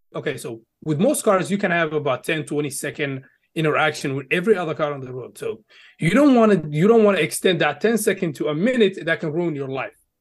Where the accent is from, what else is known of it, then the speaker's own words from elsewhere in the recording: Egypt; now in United States; I did grow up in Egypt. So I lived there for, you know, for, uh, almost twelve years and then migrated to the U S back in, uh, twenty twelve.